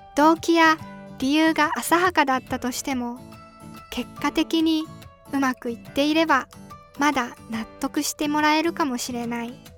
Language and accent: Japanese; Iwate, Japan; moved away as an adult; also born or lived in Tokushima; 自分は岩手県出身なのだけど